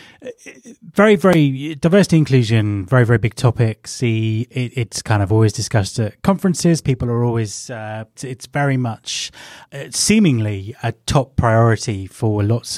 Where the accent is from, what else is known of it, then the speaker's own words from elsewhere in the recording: England, United Kingdom; I am English